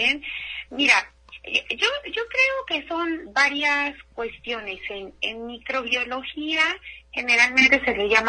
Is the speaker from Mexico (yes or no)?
yes; Mexico; a nosotros no nos hace daño, somos mexicanos, hemos sobrevivido a tantas cosas